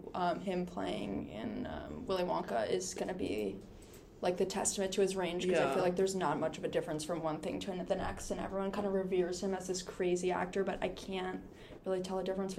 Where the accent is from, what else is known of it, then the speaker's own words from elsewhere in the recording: New York City, New York, United States; moved away as an adult; I grew up in New York City, and that was, the most insane, crazy thing ever